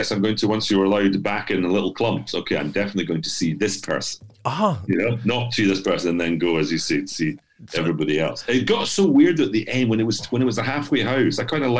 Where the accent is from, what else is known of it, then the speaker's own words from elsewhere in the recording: Edinburgh, Scotland, United Kingdom; moved away; I'm from Edinburgh and I work in Glasgow a lot.